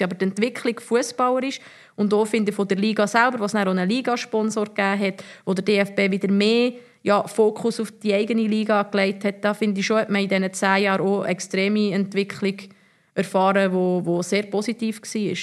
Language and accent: German; Bern, Switzerland; moved away as an adult; also born or lived in Zurich; als Bernerin